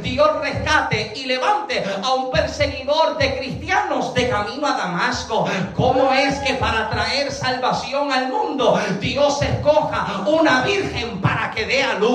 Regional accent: Puerto Rico; moved away; Génesis y yo llevamos dos años y medio que llegamos acá. Llegamos de Puerto Rico.

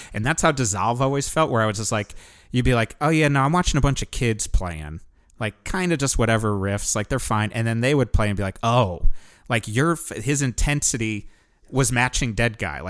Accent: Connecticut, United States; It's not just because we're from Connecticut. I'm just like, yeah … writes the best songs.

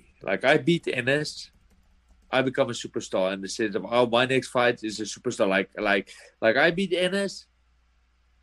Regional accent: South Africa; moved away as an adult; now in United States; I come from South Africa

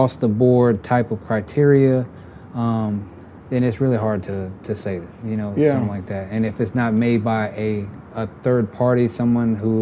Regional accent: Texas, United States; I grew up in Texas

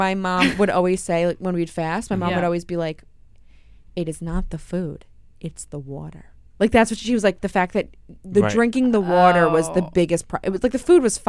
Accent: New York City, New York, United States; accent: New York City; I say Mario because I'm from Queens.

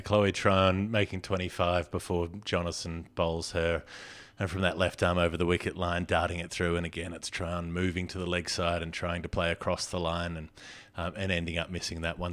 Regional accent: Melbourne, Victoria, Australia; my hometown

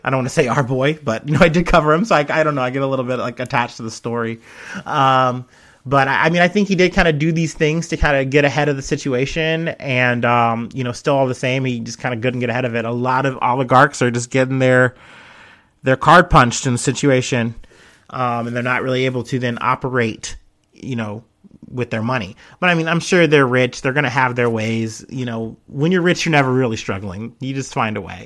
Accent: United States; I'm obviously jaded as an American, you know, Westerner

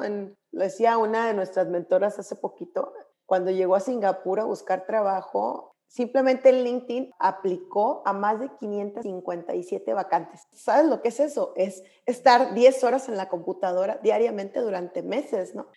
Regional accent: Monclova, Coahuila, Mexico; moved away as an adult; also born or lived in Berkeley; yo soy de Monclova

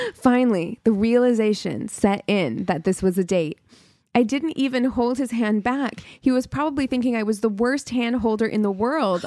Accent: New Mexico, United States; I'm from New Mexico

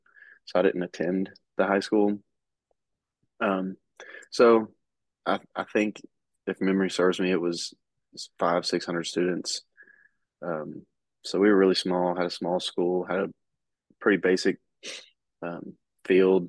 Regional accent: Waverly, Tennessee, United States; born or raised there

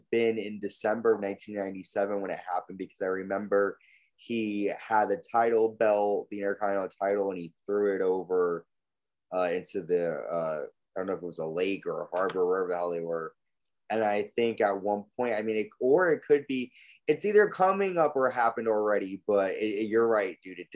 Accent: New Haven, Connecticut, United States; We're live in my hometown of New Haven, Connecticut, at the New Haven Coliseum. It's cool to see my old stomping grounds on TV.

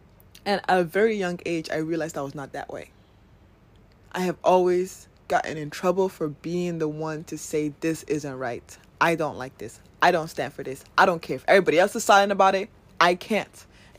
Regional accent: Nigeria; That going to Nigeria has showed me, living in a Nigerian, being a Nigerian, has shown me that we do need people.

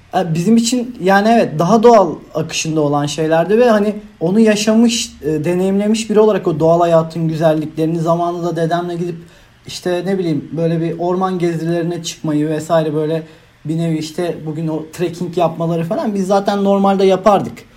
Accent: Manisa, Turkey; moved away as an adult; now in İzmir, Turkey; Zaten Manitalıyım ben aslında. Çok da yakınım buraya.

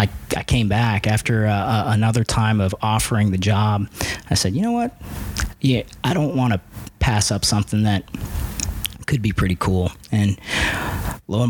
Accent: Ohio, United States; moved away as an adult; also born or lived in Cincinnati; now in Hawaii, United States; I grew up in Ohio, and that's where I turned pro

